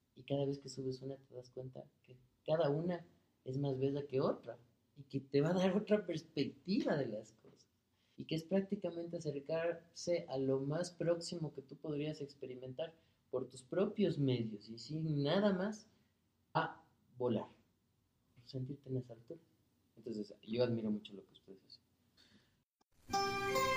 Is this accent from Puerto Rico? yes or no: no; Ecuador; somos los ecuatorianos